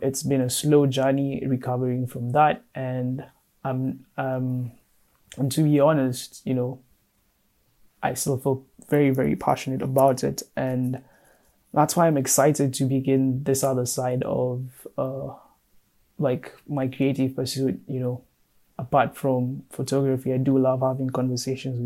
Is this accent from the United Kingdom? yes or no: no; Kenya; now in Madison, United States; I am currently based in Madison, Wisconsin, but I am Kenyan. Shout out to the 254, that's my home